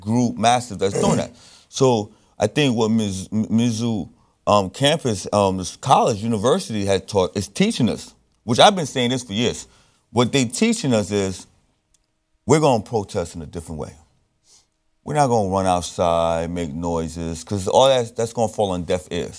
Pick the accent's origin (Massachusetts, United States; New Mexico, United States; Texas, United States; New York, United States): New York, United States; Brooklyn; Well, I was born in Brooklyn. But Haiti is my lifeblood.